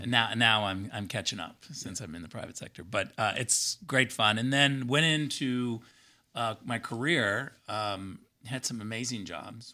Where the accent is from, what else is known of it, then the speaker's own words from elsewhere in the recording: Michigan, United States; I was born in Michigan